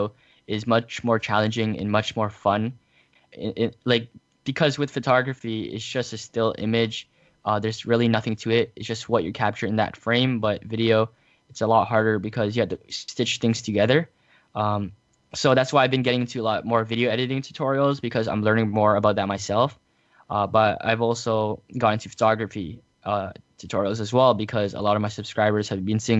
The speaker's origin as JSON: {"language": "English", "country": "Canada", "said": "I am from Canada."}